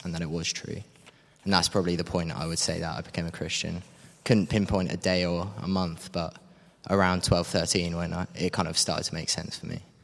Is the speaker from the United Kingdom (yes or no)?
yes; Cambridge, East of England, United Kingdom; moved away; I'm from Cambridge originally